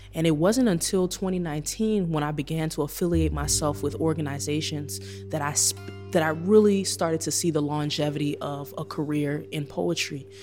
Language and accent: English; Chicago, Illinois, United States; It's been such a difficult ride transforming in my hometown